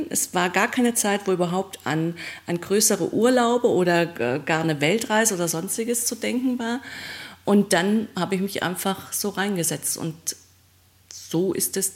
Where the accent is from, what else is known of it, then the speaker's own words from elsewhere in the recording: Trier, Rhineland-Palatinate, Germany; in Trier, also in meiner Heimatgegend, wo ich herkomme.